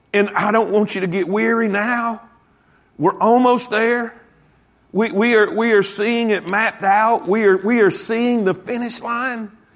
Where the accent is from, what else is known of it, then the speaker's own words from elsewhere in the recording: Lake Okeechobee, South Florida, United States; I grew up in South Florida. I grew up basically on Okeechobee Lake